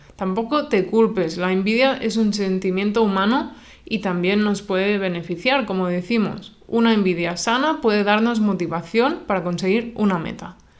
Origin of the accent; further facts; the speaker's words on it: Spain; La mayoría somos de España